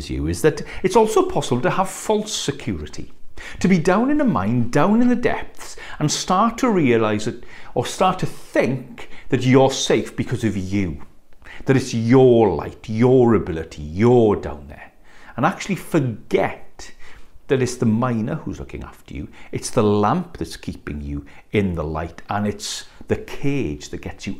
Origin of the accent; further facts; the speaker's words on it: West Wales, United Kingdom; One of my favourite school trips growing up in West Wales was actually local to here